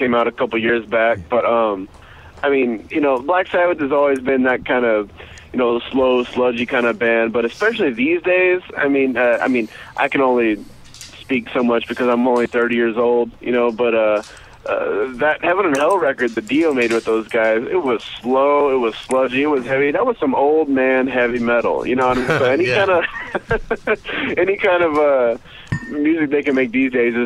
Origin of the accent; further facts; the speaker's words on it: later Midland-Odessa area, South Texas, United States; also born or lived in San Antonio, Texas; now in Austin, United States; I grew up in South Texas. Kind of, I was born in San Antonio, and I grew up about 20 miles south of there in Italia.